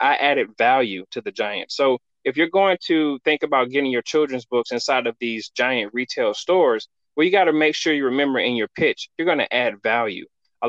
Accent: Florida, United States; now in Northwest Arkansas, United States; I came from Florida to Northwest Arkansas, where Walmart's headquarters is in Bentonville.

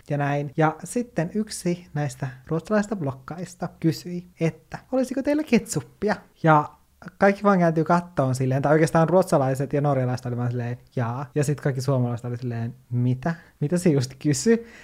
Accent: Kemijärvi, Lapland, Finland; moved away; Kemijärvellä, mistä mä oon kotoisin

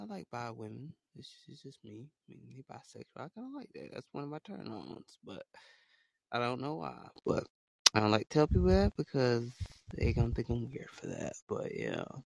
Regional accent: Alabama, United States; I'm from small state called you know, small state called Alabama

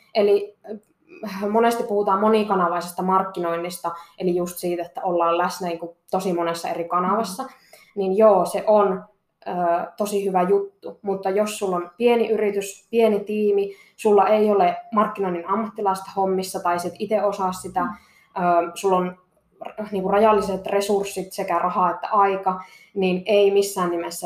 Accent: Kittilä, Lapland, Finland; also born or lived in Seinäjoki; mä olen täältä Kittilästä kotoisin

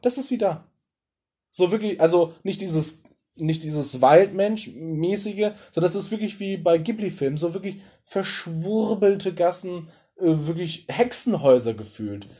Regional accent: Ruhr area, North Rhine-Westphalia, Germany; ich komme ja aus dem Pott.

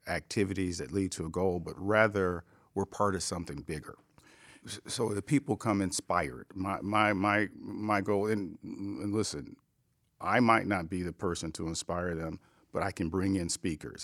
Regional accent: Cleveland, Ohio, United States; I came from Cleveland

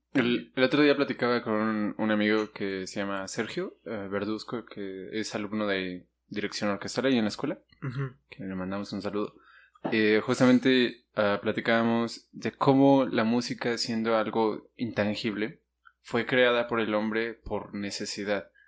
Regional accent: Mexico; aquí en México

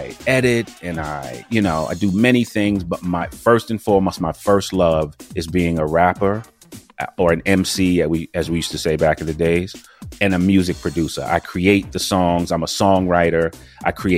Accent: New York City, New York, United States; Growing up in Harlem

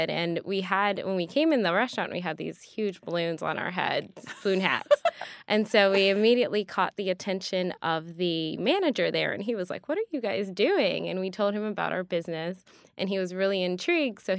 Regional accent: Evanston, Illinois, United States; because I am originally from Evanston, Illinois.

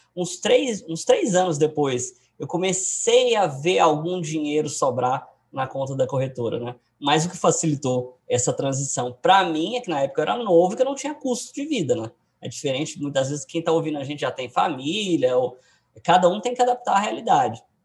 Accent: Goiânia, Goiás, Brazil; Eu sou de Goiânia

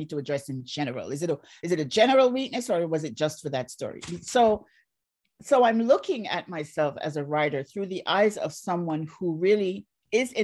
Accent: Barbados; moved away; also born or lived in Jamaica; I grew up in Barbados

